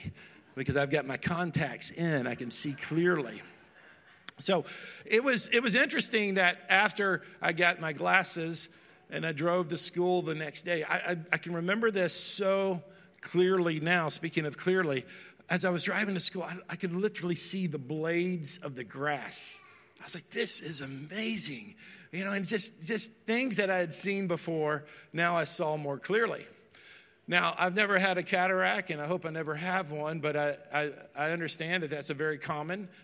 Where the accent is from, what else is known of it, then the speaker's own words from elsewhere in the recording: Dallas, Texas, United States; moved away; I grew up in Dallas, Texas